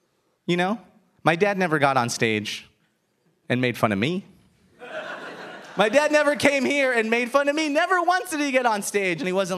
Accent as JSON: {"language": "English", "country": "United States", "tie": "born or raised there", "said": "I was born a year after my parents got to the United States"}